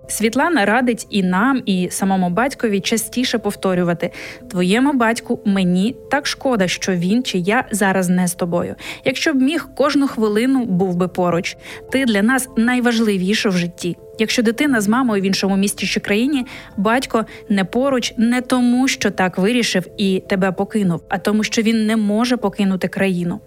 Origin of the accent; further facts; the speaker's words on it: Ukraine; moved away as an adult; now in Poland; ми з України